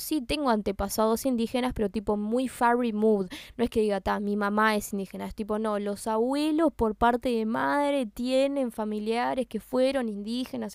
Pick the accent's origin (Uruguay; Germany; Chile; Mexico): Uruguay; Y yo nací acá y yo me considero uruguaya, 100% uruguaya. Si me preguntan, yo soy de acá